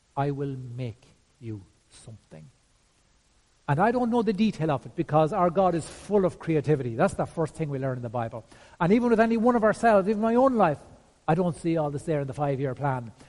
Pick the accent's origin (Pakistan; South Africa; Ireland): Ireland